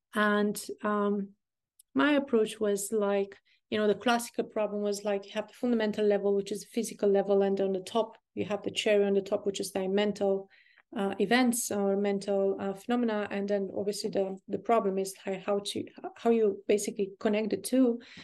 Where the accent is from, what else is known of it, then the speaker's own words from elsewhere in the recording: Burgundy, Bourgogne-Franche-Comté, France; I'm from Burgundy